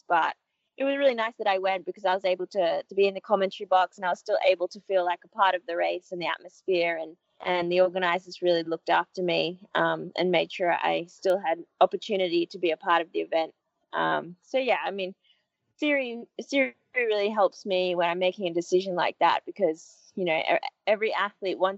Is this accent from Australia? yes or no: yes; Australia; growing up in Australia, I'm used to the hotter conditions as opposed to the cold.